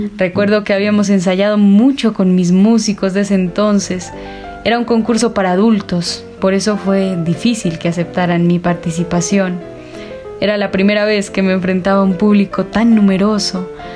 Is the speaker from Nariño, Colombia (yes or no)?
yes; La Cruz, Nariño, Colombia; moved away as an adult; also born or lived in Cali; Les hablo desde La Cruz Nariño, mi pueblo natal, un pueblito mágico lleno de artistas.